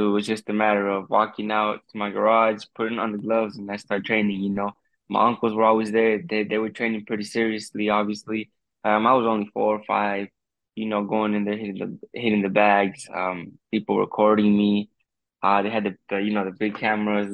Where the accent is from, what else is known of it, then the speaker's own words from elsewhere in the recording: United States; I'm being being Mexican American